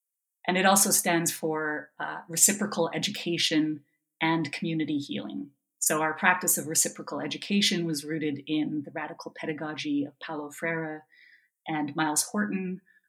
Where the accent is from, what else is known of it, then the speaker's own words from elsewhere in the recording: Canada; moved away as an adult; also born or lived in Nashville, Tennessee, United States / Ontario, Canada; I am originally from Canada, and I moved to Nashville, Tennessee in 2007 to begin teaching philosophy at Vanderbilt University.